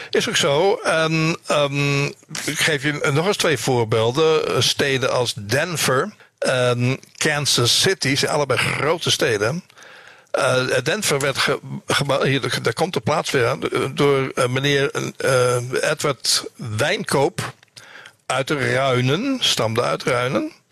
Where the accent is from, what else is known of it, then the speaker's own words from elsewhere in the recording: Soest, Utrecht, Netherlands; moved away as an adult; also born or lived in Amsterdam / Bunschoten-Spakenburg; now in United States; weg uit Amsterdam, waar ik ben geboren, opgegroeid in Soest. En ik heb eh, eh, twintig jaar gewoond in Bunschoten, Spakenburg.